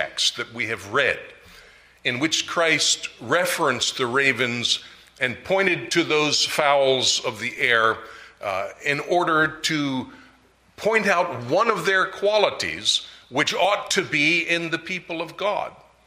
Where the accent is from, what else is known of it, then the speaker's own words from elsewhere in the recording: Maryland, United States; I am from Maryland